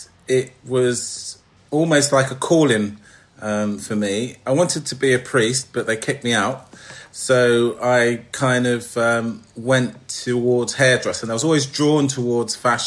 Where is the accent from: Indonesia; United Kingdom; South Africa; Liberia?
United Kingdom; London; I was brought up in East London, Hackney